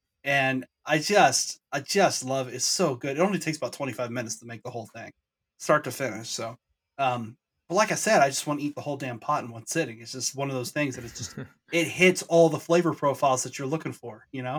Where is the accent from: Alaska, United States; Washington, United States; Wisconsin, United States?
Washington, United States; Snohomish; we grew up in Snohomish.